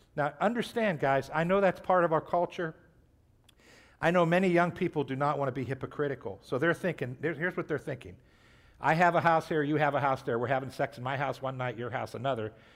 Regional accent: Trumbull County, Ohio, United States; I grew up in Trumbull County

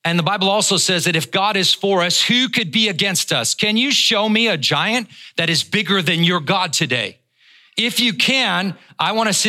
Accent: Northern Ireland, United Kingdom; I was born in Northern Ireland, but we're Scotch-Irish.

